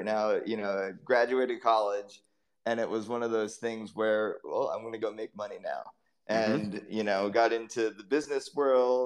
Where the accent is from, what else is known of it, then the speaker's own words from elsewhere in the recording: East Coast, United States; I grew up on the East Coast in the United States